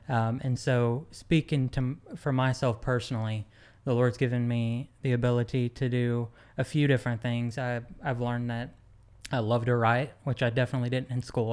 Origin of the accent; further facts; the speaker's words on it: Van Buren, Arkansas, United States; also born or lived in Dallas, Texas; growing up in Van Buren, Arkansas